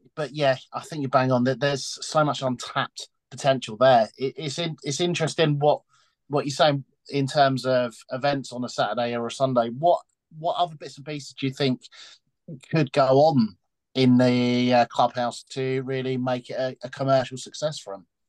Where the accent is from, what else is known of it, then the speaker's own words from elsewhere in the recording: Dunstable, East of England, United Kingdom; I'm from round there myself. I remember growing up in Old Banks